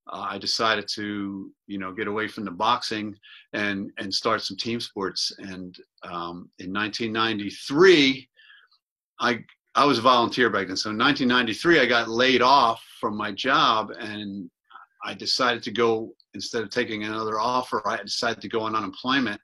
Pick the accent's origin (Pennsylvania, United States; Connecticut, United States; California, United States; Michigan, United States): Pennsylvania, United States; Philadelphia; I grew up in Mayfair